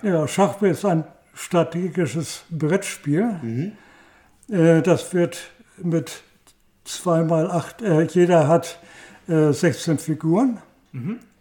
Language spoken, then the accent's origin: German; Heide, Schleswig-Holstein, Germany; in Heide. Ich, ich, das ist mein Geburtsort und meine Heimatstadt